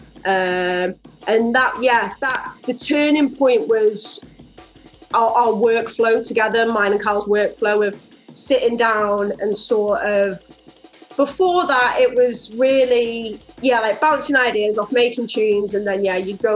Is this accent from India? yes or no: no; Rhyl, Wales, United Kingdom; we're actually from Rhyl in Wales